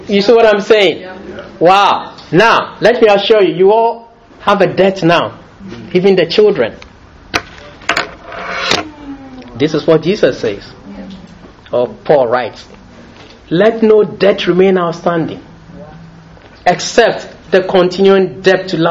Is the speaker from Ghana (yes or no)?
yes; Ghana; moved away as an adult; now in United Kingdom; I was born in Britain, raised in Ghana, but I got to Britain